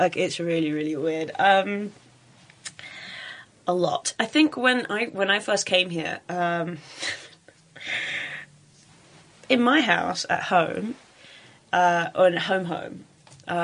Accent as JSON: {"language": "English", "town": "Stockport", "region": "North West England", "country": "United Kingdom", "tie": "born or raised there", "moved": "yes", "lives_now": "South Africa", "said": "I was born in Stockport. It's a very industrial working class town. My parents were originally from here"}